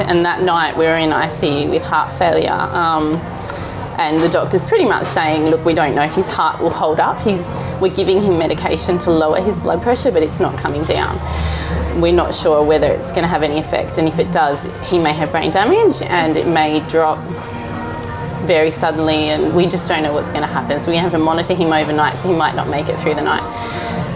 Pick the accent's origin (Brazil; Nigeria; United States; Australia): Australia; Mildura, Victoria; also born or lived in Melbourne; my hometown in Mildura